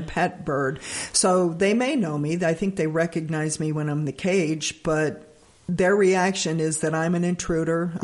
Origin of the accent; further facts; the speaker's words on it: Alabama, United States; now in Bern, United States; I actually grew up in Alabama.